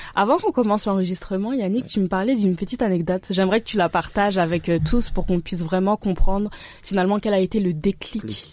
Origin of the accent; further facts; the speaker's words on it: France; Suis-je française Oui. Est-ce que je suis béninoise aussi. Ou en tout cas, j'apprends chaque jour à l'être un peu plus